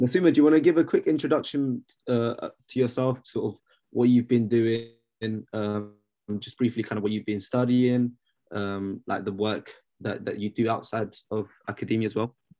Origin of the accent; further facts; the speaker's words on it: London, United Kingdom; I grew up in London